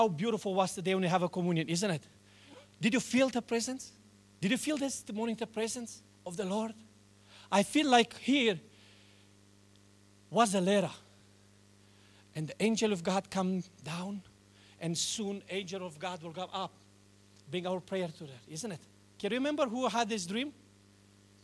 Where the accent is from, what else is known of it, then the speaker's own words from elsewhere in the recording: Romania; English is a second language; now in New Zealand; I was born in Romania